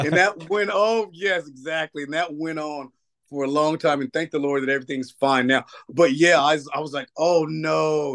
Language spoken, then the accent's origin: English; Nashville, Tennessee, United States; moved away; I grew, I grew up in Nashville